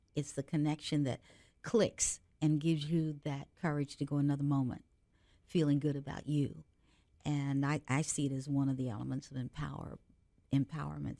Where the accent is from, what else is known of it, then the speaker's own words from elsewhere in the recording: Cincinnati, Ohio, United States; I grew up in Cincinnati, Ohio